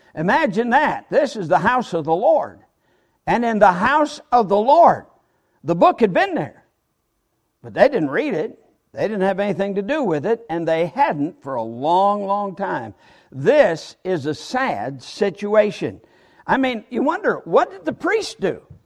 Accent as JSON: {"language": "English", "region": "Michigan", "country": "United States", "also_born_or_lived": "Alabama", "moved": "yes", "said": "I'm from Michigan, and when living in Michigan"}